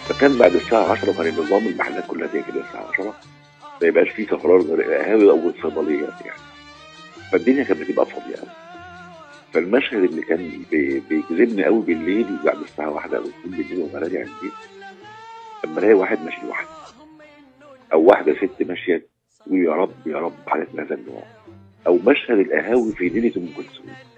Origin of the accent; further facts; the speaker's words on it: Alexandria, Alexandria Governorate, Egypt; احنا عندنا في اسكندريه